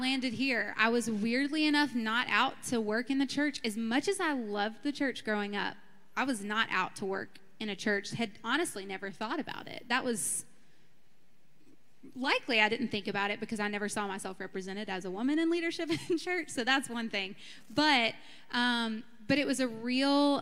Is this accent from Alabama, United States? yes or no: yes; Birmingham, Alabama, United States; I grew up in Birmingham, Alabama, in a suburb of Birmingham, grew up Southern Baptist